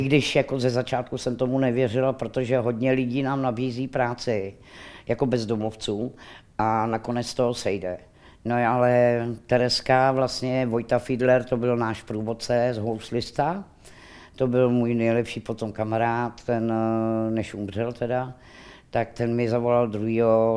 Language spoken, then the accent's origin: Czech; Rakovník, Central Bohemian Region, Czechia; já jsem rodačka Rakovník